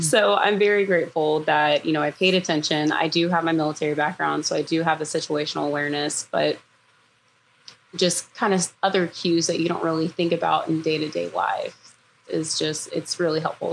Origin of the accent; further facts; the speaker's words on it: Houston, Texas, United States; moved away as an adult; now in Florida, United States; I am from Houston, Texas, originally, and I moved to Florida last year